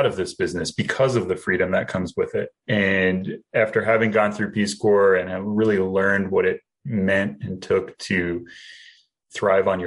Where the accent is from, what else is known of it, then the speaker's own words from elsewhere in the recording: New Jersey, United States; moved away as an adult; now in Springfield, United States; I am originally from New Jersey, and I went to Rutgers University